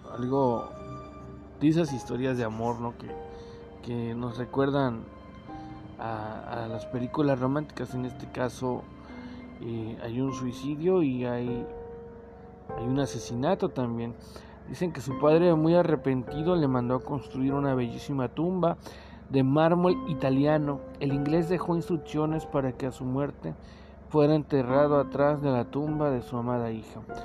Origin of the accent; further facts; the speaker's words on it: Mexico; nuestras leyendas como mexicanos nos van dando una identidad